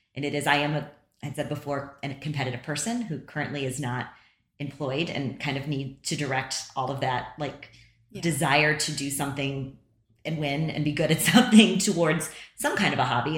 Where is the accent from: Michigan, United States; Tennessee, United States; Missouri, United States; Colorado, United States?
Missouri, United States; St. Louis; my hometown